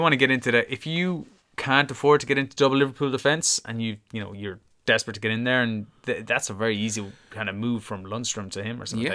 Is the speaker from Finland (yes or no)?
no; Ireland; as an Irishman